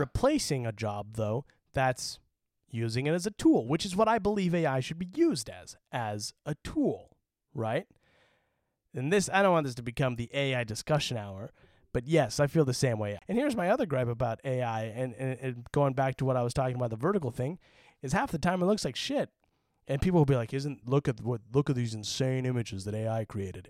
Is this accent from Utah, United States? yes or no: yes; Utah, United States; moved away as an adult; now in California, United States; I kinda wish I had a little bit more of a Utah accent